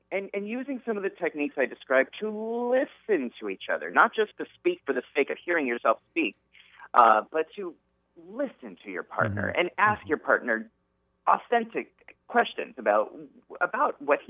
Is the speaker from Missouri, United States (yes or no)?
no; Southern California, United States; growing up in Southern California.